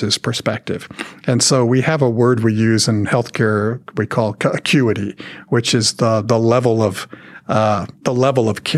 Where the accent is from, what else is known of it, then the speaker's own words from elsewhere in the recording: Dallas–Fort Worth Metroplex, Texas, United States; growing up in the Metroplex